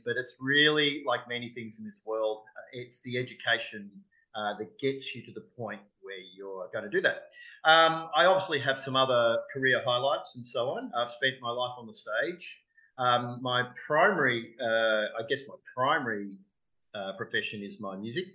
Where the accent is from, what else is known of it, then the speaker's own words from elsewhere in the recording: Melbourne, Victoria, Australia; Melbourne, which is my hometown